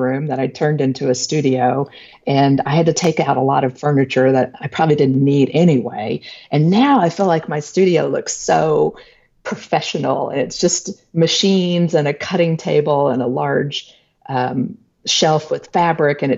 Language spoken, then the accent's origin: English; Texas, United States; I'm a Texan